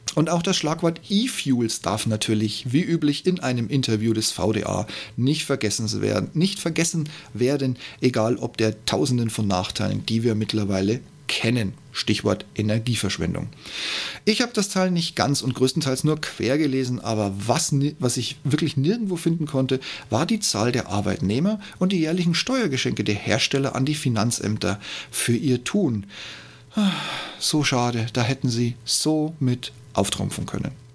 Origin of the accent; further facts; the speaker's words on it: Regensburg, Bavaria, Germany; BMW in meiner Heimatstadt Regensburg